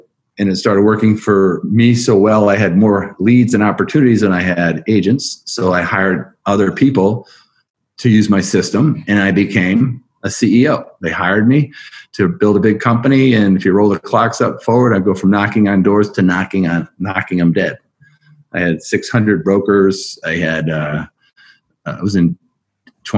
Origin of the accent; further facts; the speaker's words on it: Western Massachusetts, United States; I grew up in Western Massachusetts, which is as far west of Boston as you can get to it without being in New York State.